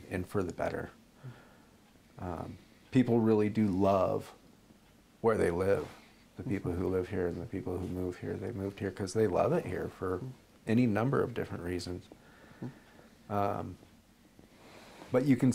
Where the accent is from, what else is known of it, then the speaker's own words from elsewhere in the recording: McMinnville, Oregon, United States; I grew up here in McMinnville